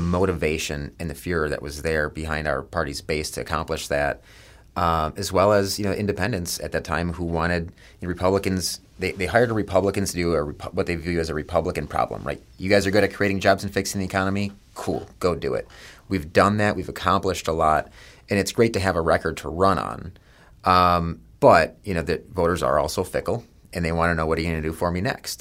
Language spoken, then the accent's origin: English; Dallas, Texas, United States; moved away; I grew up in West Dallas and around a lot of blue-collar guys.